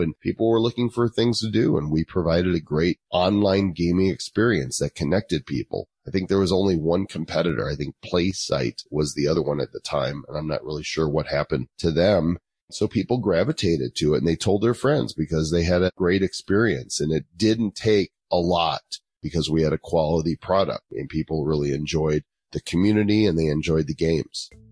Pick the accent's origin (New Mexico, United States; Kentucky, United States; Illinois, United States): Illinois, United States; Northbrook; moved away as an adult; also born or lived in Texas / Oklahoma; now in Colorado, United States; I'm actually from Chicago suburbs, Northbrook, Illinois, which is where the Breakfast Club and Ferris Bueller's Day Off, John Hughes went to my high school